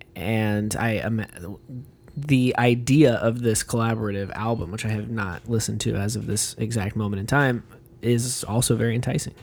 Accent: South Texas, United States; we're from South Texas.

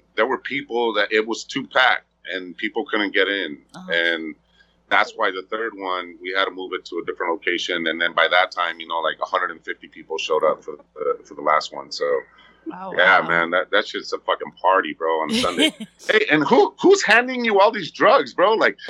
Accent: West Coast, United States; even though I was from the West Coast, obviously, you know, like, I still like shit from the West Coast, right?

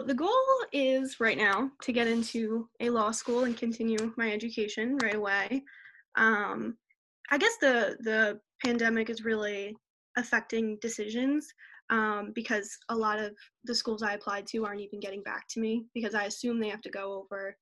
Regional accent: Pennsylvania, United States; I'm from Congletown, Pennsylvania

